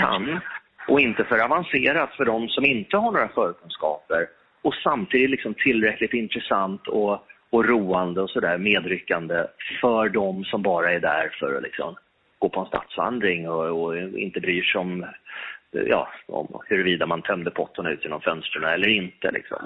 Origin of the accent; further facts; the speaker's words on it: Stockholm, Stockholm County, Sweden; Jag, jag älskar Stockholm. Ehm, här är jag född och uppvuxen och eh, här lever jag nu